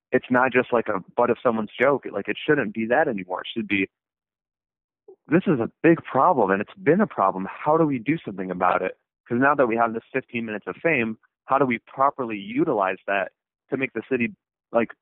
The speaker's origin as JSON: {"language": "English", "town": "Flint", "region": "Michigan", "country": "United States", "said": "Flint, Michigan"}